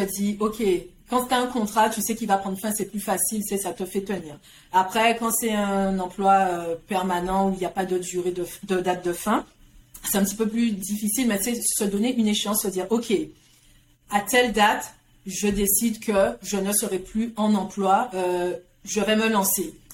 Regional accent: Guadeloupe; moved away as an adult; also born or lived in France; j'ai grandi en Guadeloupe

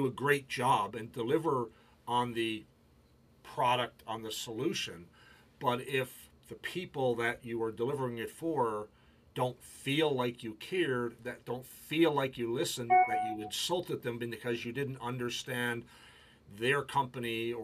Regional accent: Canada; I'm Canadian, my wife is British

